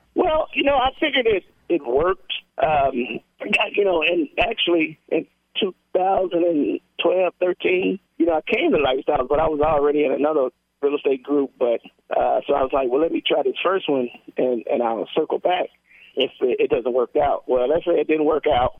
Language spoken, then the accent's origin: English; Mississippi, United States; from Mississippi